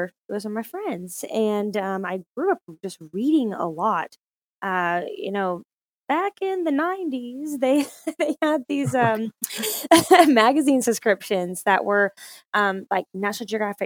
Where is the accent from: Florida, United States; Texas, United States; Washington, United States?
Texas, United States; Fort Worth; also born or lived in Grapevine, Texas; I am originally from Fort Worth, Texas, which is North Texas.